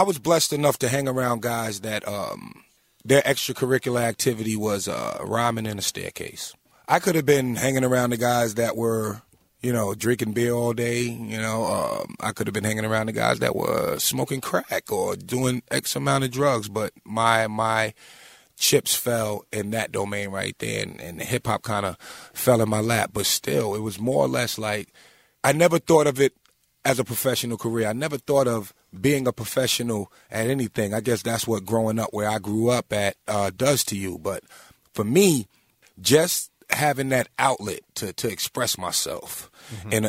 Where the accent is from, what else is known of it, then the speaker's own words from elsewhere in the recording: Long Island, New York, United States; also born or lived in Staten Island; I'm from Long Island, born and raised